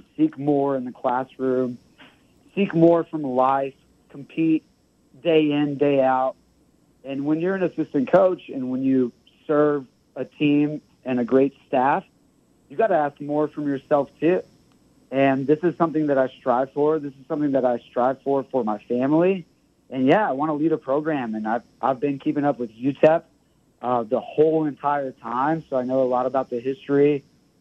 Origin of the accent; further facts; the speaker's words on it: El Paso, Texas, United States; I enjoyed growing up in El Paso. I spent most of my time on the east side